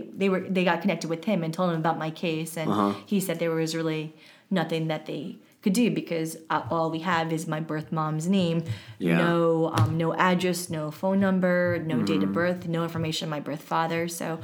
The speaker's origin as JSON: {"language": "English", "region": "Seoul", "country": "South Korea", "tie": "born there", "said": "I was born in Seoul."}